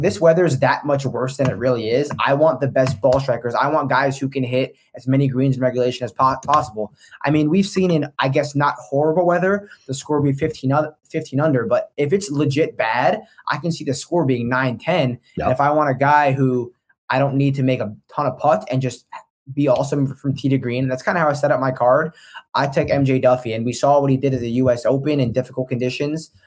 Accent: New Jersey, United States; now in Baltimore, United States; I'm from Jersey.

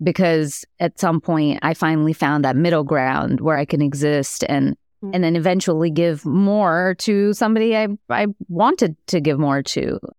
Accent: India; I'm Indian. I'm always doing math.

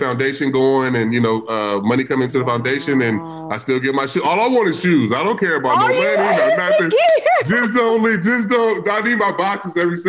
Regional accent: Vallejo, California, United States; from Vallejo, California, from the Crest.

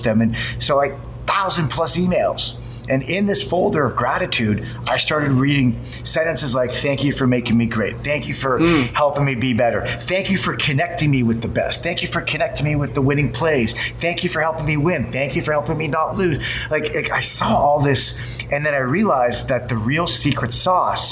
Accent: Toronto, Ontario, Canada; moved away as an adult; now in Silicon Valley, United States; I'm from Toronto

